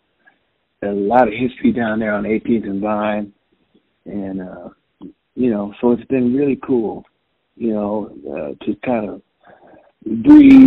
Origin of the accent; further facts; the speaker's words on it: Kansas City, Missouri, United States; I'm from Kansas City, I live in Kansas City